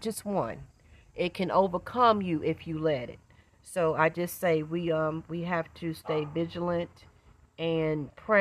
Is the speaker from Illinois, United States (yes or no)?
no; Winston-Salem, North Carolina, United States; I am from Winston-Salem, North Carolina.